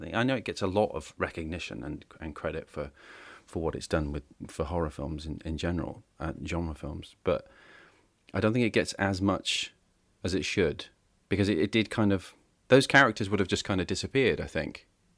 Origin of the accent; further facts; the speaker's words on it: United Kingdom; Because I'm British.